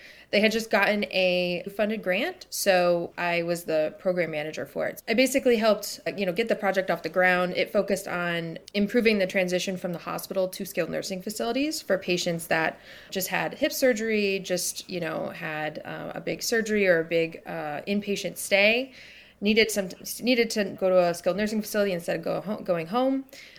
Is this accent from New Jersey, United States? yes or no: no; Michigan, United States; moved away as an adult; I'm officially from the west side, so right on Lake Michigan. I'm from Michigan, lived on Lake Michigan.